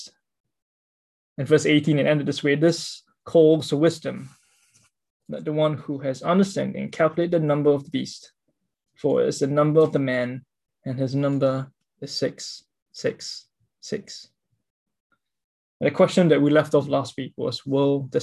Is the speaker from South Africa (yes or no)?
no; Singapore; I'm a Singaporean